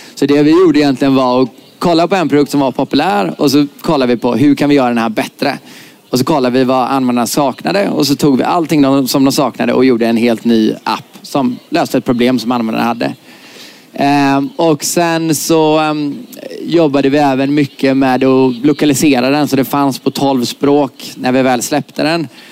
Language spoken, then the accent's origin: Swedish; Gothenburg, Västra Götaland, Sweden; jag kommer från Göteborg